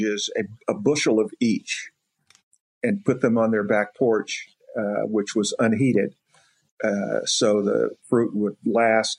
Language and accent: English; Clarksville, Tennessee, United States; moved away; So Clarksville is really my home